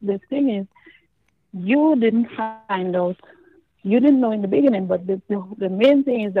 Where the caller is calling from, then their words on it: New York, United States; I'm calling from Brooklyn.